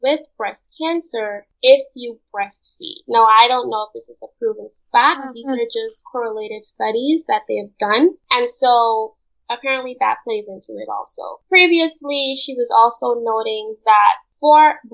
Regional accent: Linden, Upper Demerara-Berbice, Guyana; moved away; Where I'm from in Guyana, they call it the mining town of Linden

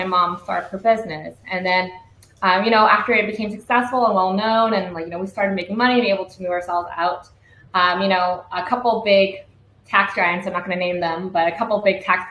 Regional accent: Vancouver, British Columbia, Canada; moved away as an adult; now in Vietnam; we grew up in the Vancouver East Side

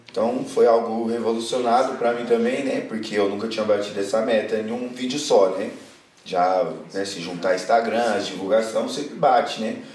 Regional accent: Itapecerica da Serra, São Paulo, Brazil; A gente é de Tapsirica da Serra, né? Eu nasci lá, acredito que o Lucas também.

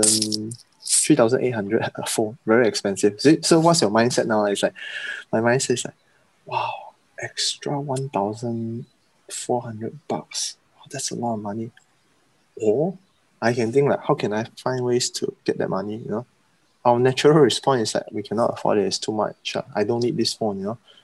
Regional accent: Sabah, Malaysia; there are a lot of beliefs that we have in growing up in Sabah, East Malaysia

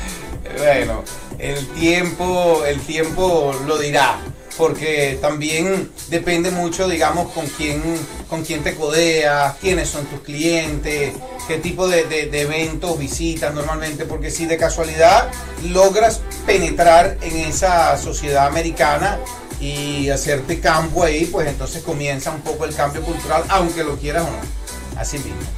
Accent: Puerto La Cruz, Anzoátegui, Venezuela; now in Florida, United States; mi tierra natal, Venezuela. Eh, Puerto La Cruz, Lechería

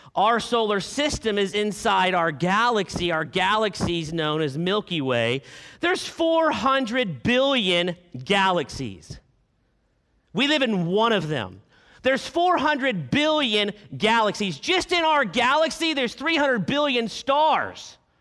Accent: Arkansas, United States; I am from Arkansas

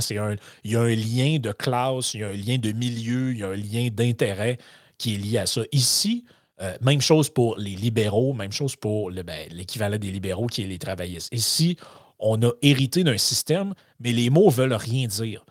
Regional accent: Quebec, Canada; en tant que Québécois

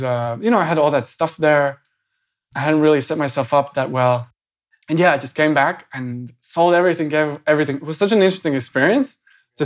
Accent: Latvia; moved away; I just went back to Latvia

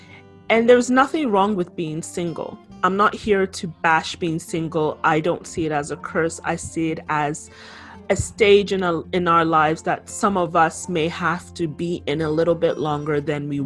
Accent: Canada; also born or lived in Ghana (ancestry); I'm Canadian born, my ancestry is Ghanaian.

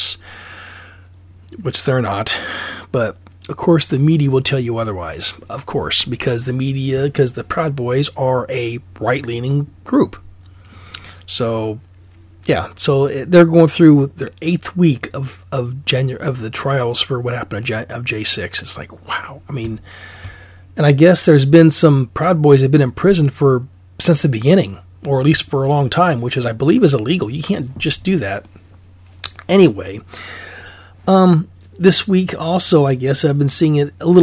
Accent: Alaska, United States; now in Oregon, United States; I'm originally from Alaska, so I know what cold feels like

